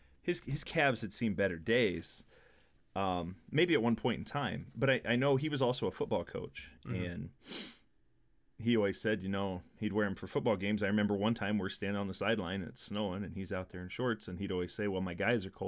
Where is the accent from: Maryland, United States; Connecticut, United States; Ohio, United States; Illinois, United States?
Illinois, United States; as I'm sure as most people know, I grew up in Southern Illinois, 6 hours south of where I live now.